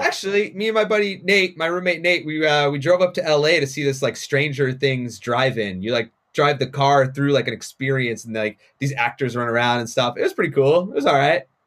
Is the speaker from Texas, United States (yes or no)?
no; Haverhill, Massachusetts, United States; moved away; It's North Shore, so I, I, I grew up in Haverhill.